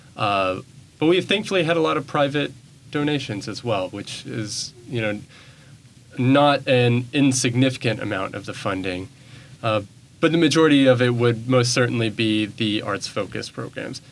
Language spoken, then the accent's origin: English; Bentonville, Arkansas, United States; moved away as an adult; now in Memphis, United States; I come from Bentonville, Arkansas, which is ooh, Walmart town, very well funded. Uh, Bentonville High School